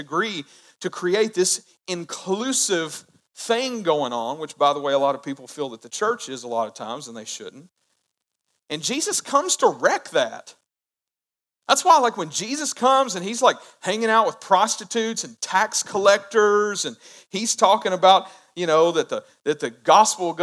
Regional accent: United States; I love being an American citizen

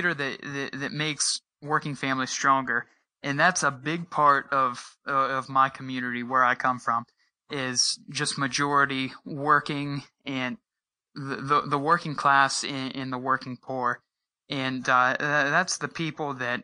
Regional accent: Uhrichsville, Ohio, United States; I was born and raised in Eurexville. I've lived here all my life

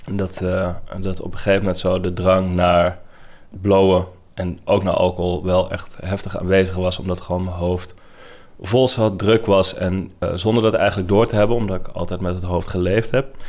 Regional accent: Netherlands; ik kom uit Nederland

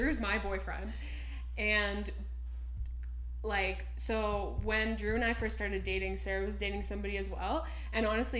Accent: Ottawa, Ontario, Canada; now in Toronto, Canada; I grew up in Ottawa, like the Ottawa area. So we now live in Toronto, where I hardly know anyone.

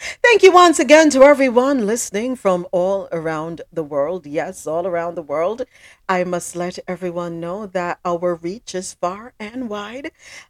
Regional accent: Jamaica; Yes, I'm from Jamaica

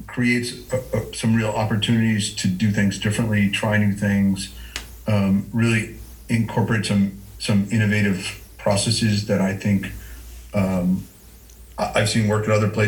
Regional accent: Moscow, Idaho, United States; I grew up in Moscow

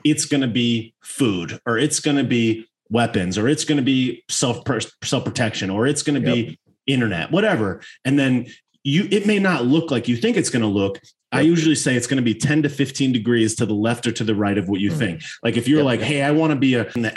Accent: Connecticut, United States; I was originally born in Connecticut.

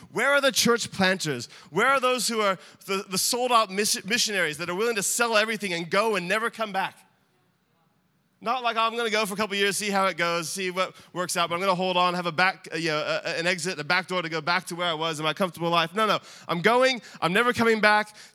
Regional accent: Australia; now in United States; I'm not American. I might sound it, and we joke about my accent. I'm Australian.

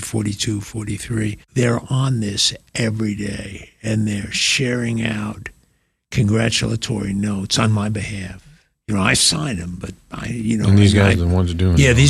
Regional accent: North Shore of Long Island, New York, United States; moved away as an adult; also born or lived in College Station, Texas; I came from the North Shore of Long Island, 40 miles out from Manhattan.

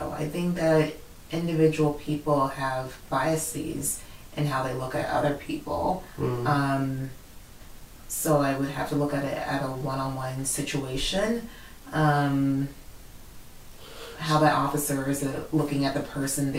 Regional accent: Washington, District of Columbia, United States; I grew up in the Washington, D.C. area.

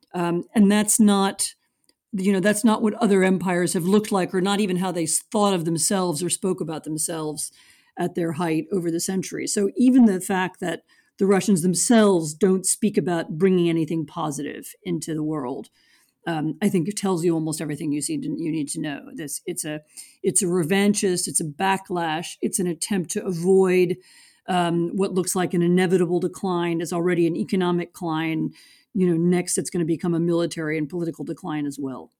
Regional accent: United States; I'm American

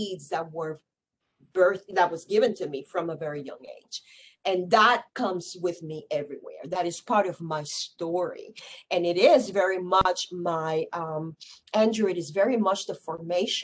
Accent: San Juan, Puerto Rico; I was born and raised in San Juan, Puerto Rico.

